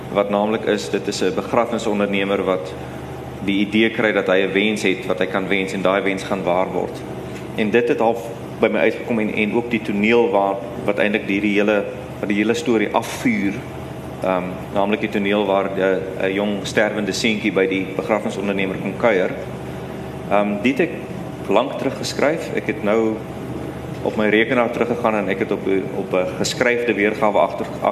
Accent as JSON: {"language": "Afrikaans", "country": "South Africa", "said": "as 'n wit Suid-Afrikaner wat uit die apartheid era kom"}